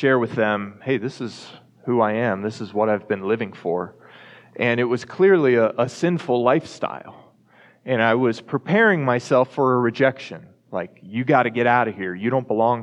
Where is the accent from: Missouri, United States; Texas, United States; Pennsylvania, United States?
Texas, United States; Dallas; moved away as an adult; also born or lived in Colorado; now in Fort Collins, United States; growing up in Texas